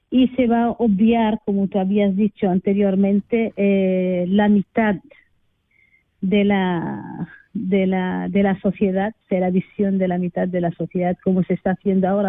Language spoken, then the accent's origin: Spanish; Western Sahara; moved away; soy del Sáhara Occidental